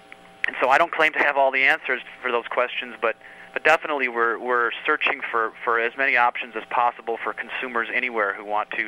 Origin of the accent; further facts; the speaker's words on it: Iowa, United States; I am a farmer from Iowa, and we are producing organic pork at my 6th generation farm near Dyersville, Iowa.